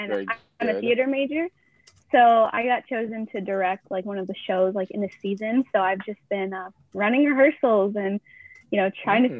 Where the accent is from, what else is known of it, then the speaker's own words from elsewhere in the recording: Fort Worth, Texas, United States; Yes, I am. I'm from Fort Worth, Texas, but okay. I go to school at Sam Houston.